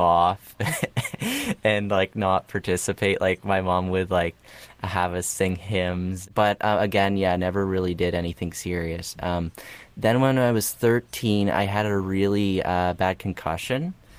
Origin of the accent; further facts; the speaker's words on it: Canada; also born or lived in Russia; we moved to Canada and at five and six